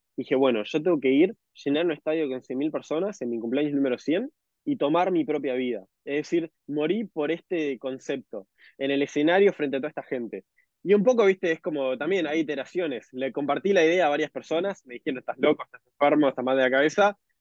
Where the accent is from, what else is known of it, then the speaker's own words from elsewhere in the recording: Uruguay; moved away; soy de Uruguay.